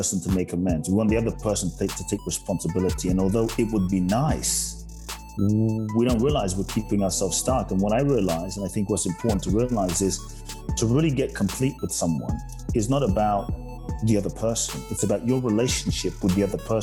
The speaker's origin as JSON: {"language": "English", "region": "London", "country": "United Kingdom", "tie": "born or raised there", "also_born_or_lived": "Ghana", "moved": "as an adult", "lives_now": "Los Angeles, United States", "said": "I grew up in London from the ages of 3 to 18 and a half, 19"}